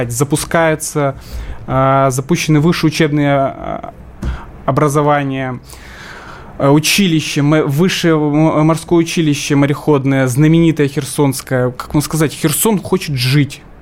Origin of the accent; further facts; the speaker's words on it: Kherson, Kherson Oblast, Ukraine; И сегодня вы мой родной край, место, где я родился, вы реально освобождаете, вы несете мир внесете наш русский мир, это очень важно, поэтому...